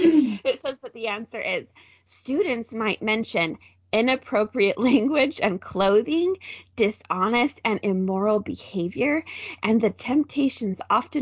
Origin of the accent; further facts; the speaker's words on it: Utah, United States; I grew up in Utah County, and I went to seminary during my school day because that's how saturated Mormonism is there.